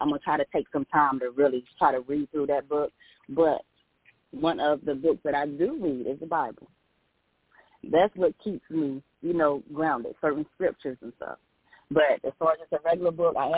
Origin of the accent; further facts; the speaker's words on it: Elizabeth City, North Carolina, United States; now in Raleigh, United States; I'm originally from Elizabeth City. That's my hometown